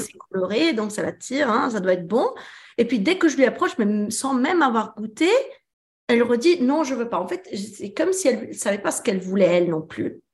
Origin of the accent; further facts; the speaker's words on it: France; also born or lived in Italy; je suis italienne, mais j'ai grandi en France